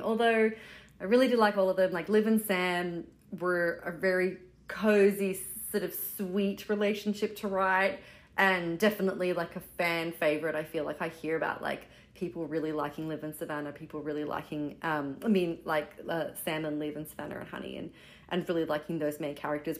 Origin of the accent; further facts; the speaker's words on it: Australia; moved away as an adult; now in New York City, United States; I am Australian, uh, living in New York City. I've been here since 2009